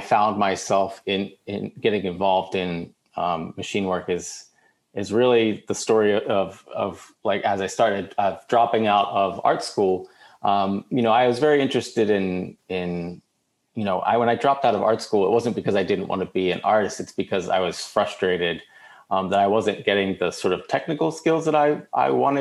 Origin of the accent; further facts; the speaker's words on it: Baltimore, Maryland, United States; I grew up in Baltimore